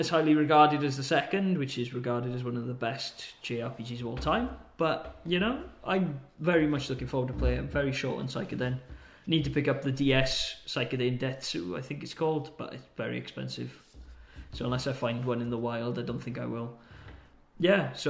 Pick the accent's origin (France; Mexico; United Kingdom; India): United Kingdom; Peterborough, East of England; now in Denmark; My hometown of Pertobit had a Game Station